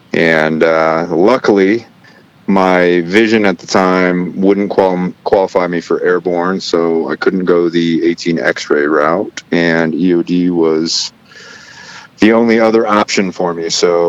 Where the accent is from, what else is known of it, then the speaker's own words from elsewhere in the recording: Lubbock, Texas, United States; born there; also born or lived in Arizona / Washington; I was born in Lubbock, Texas, and I spent equal parts of my life in Texas, Arizona, and Washington State.